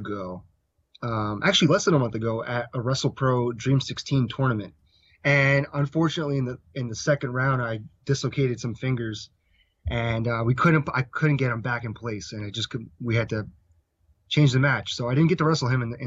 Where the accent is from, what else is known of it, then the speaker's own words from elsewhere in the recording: Edison, New Jersey, United States; Edison, New Jersey, which is my hometown